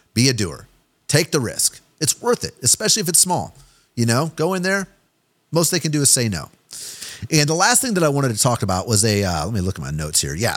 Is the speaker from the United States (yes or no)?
yes; Kansas City, Missouri, United States; I'm from Kansas City been a Chiefs fan my whole life